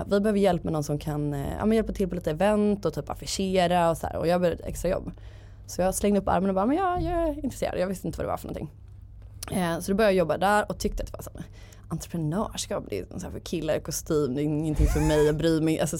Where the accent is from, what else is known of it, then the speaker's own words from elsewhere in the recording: Gothenburg, Västra Götaland, Sweden; Eh, och min dröm var att bli copywriter på någon byrå i Stockholm. Jag är från Göteborg.